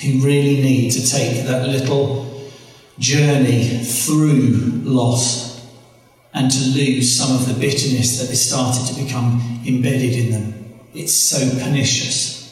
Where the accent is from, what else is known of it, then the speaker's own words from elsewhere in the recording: United Kingdom; I'm British, it says British on my passport.